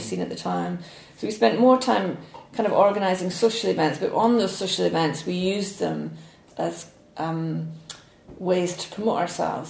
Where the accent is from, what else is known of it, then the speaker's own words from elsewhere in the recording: Falkirk, Scotland, United Kingdom; I was born in Falkirk, okay. which is sort of equidistant between Glasgow and Edinburgh